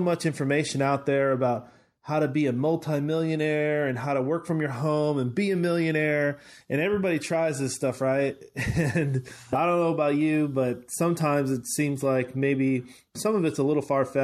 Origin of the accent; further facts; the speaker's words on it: West Coast, United States; moved away as an adult; now in Dallas, United States; I'm from the West Coast, and I moved out to Dallas a couple years ago